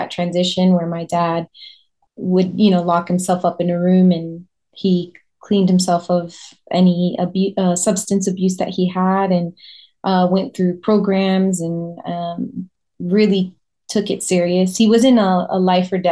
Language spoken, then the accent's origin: English; Orlando, Florida, United States; also born or lived in New York / Puerto Rico; we moved to Orlando, Florida when I was just a baby. So that's where I currently live. I live in Orlando, Florida, and I've been here most of my life